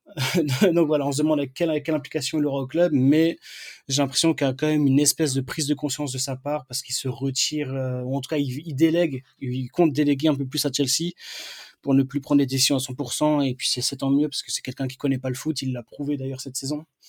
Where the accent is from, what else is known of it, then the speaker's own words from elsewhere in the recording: Strasbourg, Grand Est, France; quand on est Strasbourgeois